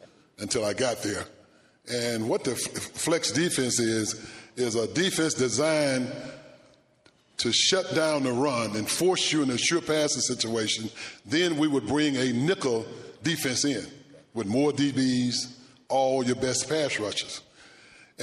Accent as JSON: {"language": "English", "region": "Tennessee", "country": "United States", "tie": "born or raised there", "said": "growing up on a farm in Tennessee"}